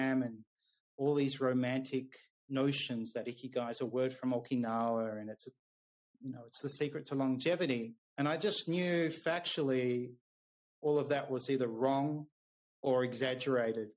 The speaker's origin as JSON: {"language": "English", "town": "Melbourne", "region": "Victoria", "country": "Australia", "also_born_or_lived": "Japan", "moved": "as an adult"}